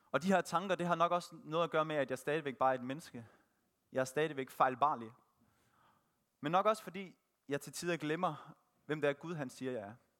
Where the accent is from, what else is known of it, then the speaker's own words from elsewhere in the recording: Thisted, North Denmark Region, Denmark; Født og opvokset i Tisted